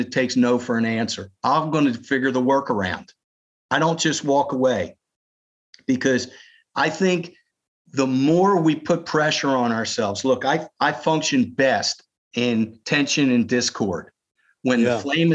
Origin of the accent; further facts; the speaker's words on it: Philadelphia, Pennsylvania, United States; moved away as an adult; now in Columbia, United States; I'm born and bred in Philadelphia, Jewish guy